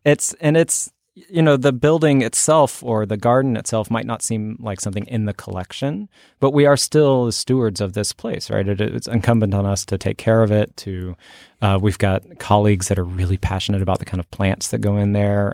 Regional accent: Fort Worth, Texas, United States; also born or lived in Oklahoma; I grew up mostly in Oklahoma and Texas. And when I was, I think, ten years old, we moved to Fort Worth

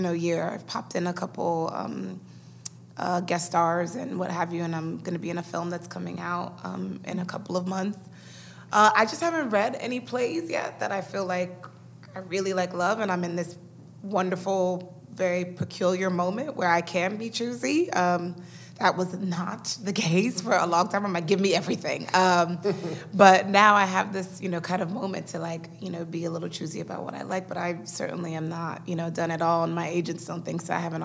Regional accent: New York City, New York, United States; Because I grew up in Washington Heights. I still live in Washington Heights.

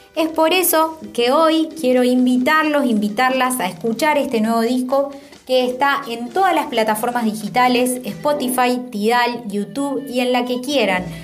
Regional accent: General Pico, La Pampa, Argentina; moved away as an adult; now in Córdoba, Argentina; General Pico, mi ciudad natal

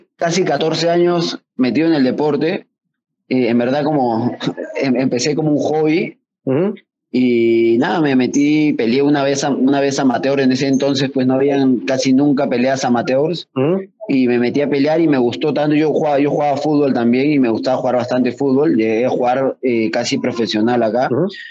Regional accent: Peru; que usamos acá en Perú

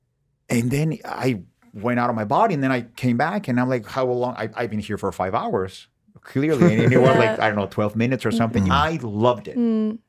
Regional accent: Mexico; English is a second language; I'm from Mexico.

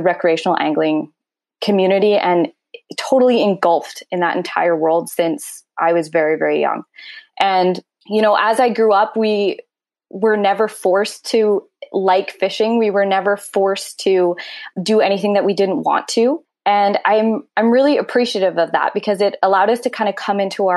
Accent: North Vancouver, British Columbia, Canada; I was born in North Vancouver and raised in North Vancouver and currently still in North Vancouver

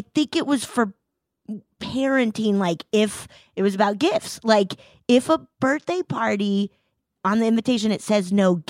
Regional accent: Colorado, United States; I grew up in Colorado in the mountains and we would get bears in the summer.

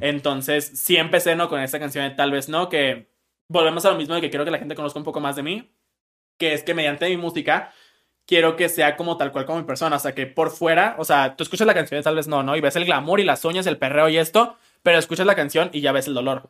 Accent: Monterrey, Nuevo León, Mexico; soy de Monterrey

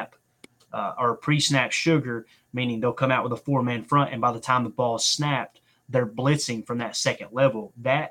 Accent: Tennessee, United States; also born or lived in Kentucky; I'm a redneck from Tennessee

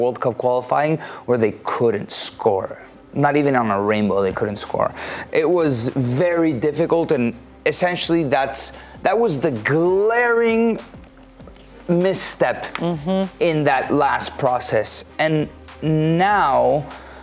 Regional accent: Miami, Florida, United States; growing up in Miami is that you have friends from all these countries

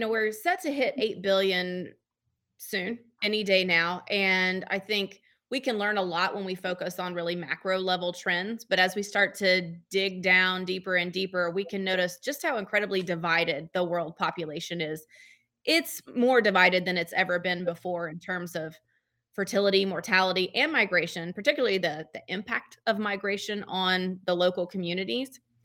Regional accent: Georgia, United States; moved away as an adult; now in Memphis, United States; I have not always lived in Memphis. I've been here since uh, 2008, but I'm from Georgia

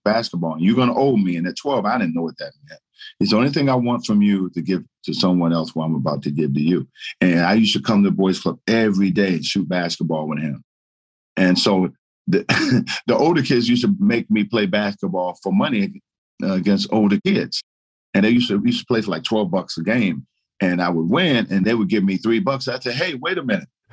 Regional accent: Baltimore, Maryland, United States; also born or lived in Paris, France / Washington, North Carolina; we moved to Baltimore, Maryland, where I grew up.

